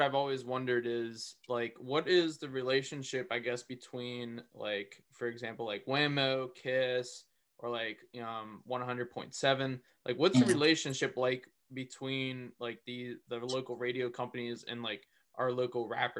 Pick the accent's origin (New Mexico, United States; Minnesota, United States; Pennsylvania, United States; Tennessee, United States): Pennsylvania, United States; Plum; I was born and raised out in Plum. And that's where I grew up